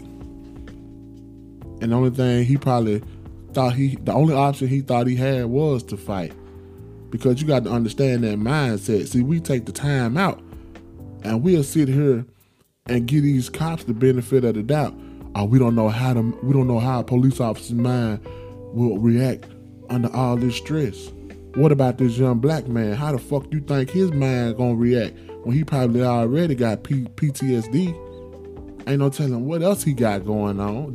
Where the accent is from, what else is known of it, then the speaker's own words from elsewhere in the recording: Memphis, Tennessee, United States; my hometown, Memphis, Tennessee, love it to death